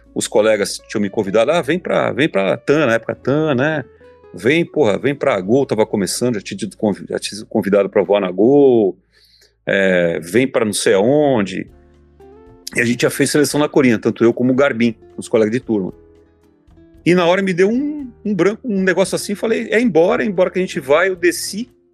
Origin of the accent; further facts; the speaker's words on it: São Paulo, Brazil; moved away; also born or lived in Florianópolis; eu sou de São Paulo